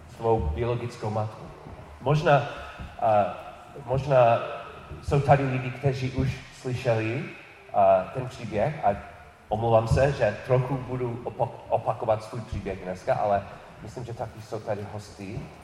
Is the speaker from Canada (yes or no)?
no; New York City, New York, United States; Czech is a second language; moved away; narodil jsem se v New York, New York City